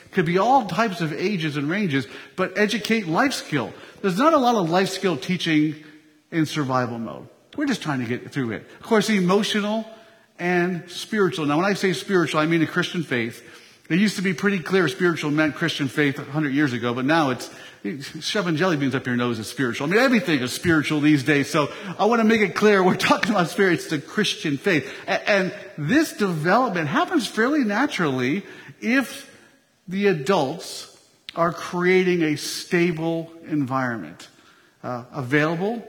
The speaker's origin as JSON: {"language": "English", "town": "Philadelphia", "region": "Pennsylvania", "country": "United States", "moved": "yes", "said": "I'm from the East Coast. I'm from the Philadelphia area"}